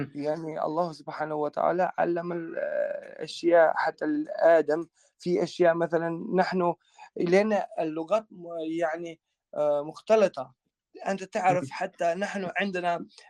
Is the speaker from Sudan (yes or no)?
no; Kosovo; Arabic is a second language; moved away as an adult; also born or lived in Libya; now in Germany; خريج حتى من مدرسة ثانوية إسلامية في في بريشتينا في عاصمتنا